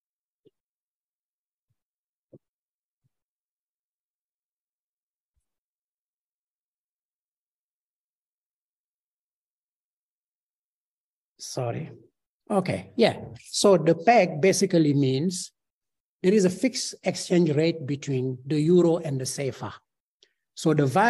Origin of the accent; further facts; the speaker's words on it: Senegal; I'm from Senegal, so I know Senegal. Since I was going to university